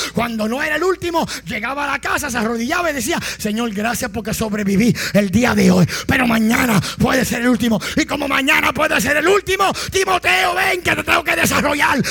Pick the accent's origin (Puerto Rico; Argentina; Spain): Puerto Rico; Y más si somos puertorriqueños.